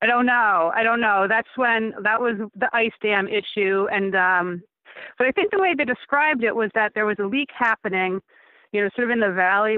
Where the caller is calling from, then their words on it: Tilson, New York, United States; Yes, Tilson, New York.